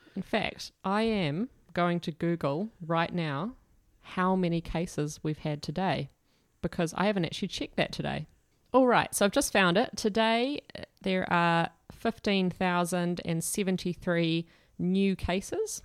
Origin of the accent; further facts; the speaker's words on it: Dunedin, Otago, New Zealand; our family moved to Aotearoa, I was born in Dunedin, but we went away, then came back. I started going to Anglican Adventure Ministries camps, and I was eight years old